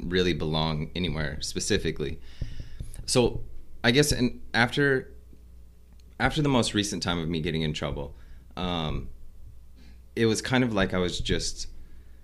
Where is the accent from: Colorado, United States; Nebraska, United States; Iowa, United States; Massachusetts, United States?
Nebraska, United States; Fremont; also born or lived in Omaha, Nebraska; I grew up in Fremont. So I was born in Omaha, and I grew up in Fremont